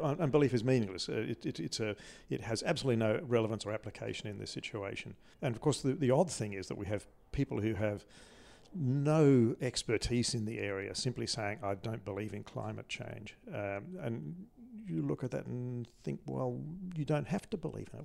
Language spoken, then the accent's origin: English; Adelaide, South Australia, Australia; I grew up in Adelaide